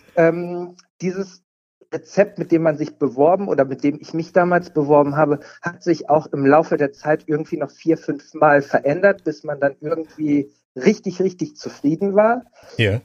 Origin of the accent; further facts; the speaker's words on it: Cologne, North Rhine-Westphalia, Germany; Ich komme aus Köln